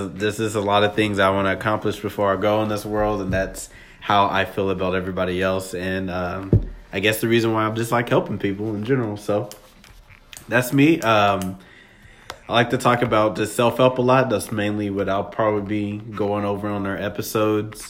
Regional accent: Nashville, Tennessee, United States; now in Texas, United States; I'm from Nashville, Tennessee. Been in Texas for half my life

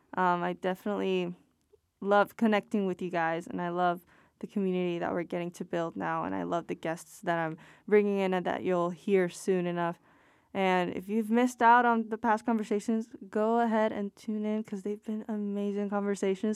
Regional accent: Puerto Rico; I'm from Puerto Rico

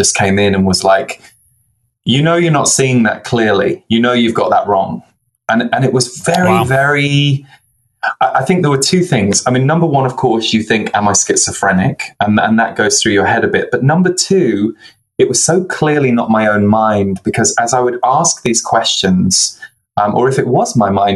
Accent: just below London, South East England, United Kingdom; also born or lived in Birmingham, England / Manchester, England; So I was born in Birmingham in England, and then we moved to the south just underneath London when I was 6 years old

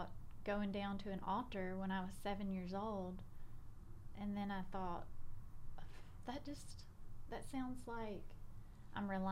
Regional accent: South Arkansas, United States; moved away as an adult; now in Memphis, United States; I grew up in South Arkansas. So I was born, lived in the same house my whole life until I got married

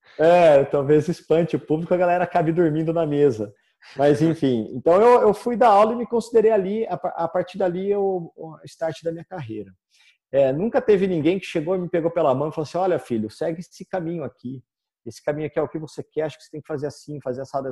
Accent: Campinas, São Paulo, Brazil; eu sou de Campinas

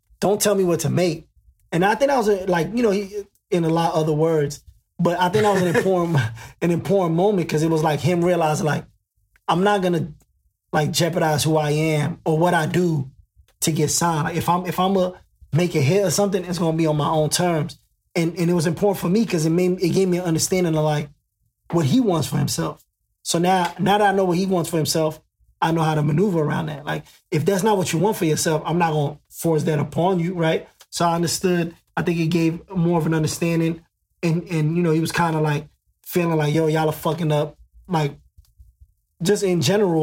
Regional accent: New York City, New York, United States; I'm from Queens

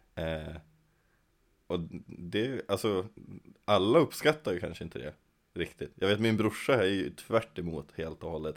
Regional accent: Kännåsen, Jämtland, Sweden; Jag kommer utanför Östersund. Eh, från en liten by som heter Kännåsen

